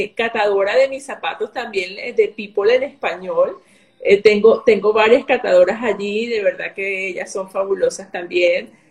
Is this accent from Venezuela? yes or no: yes; Venezuela; moved away; soy de Venezuela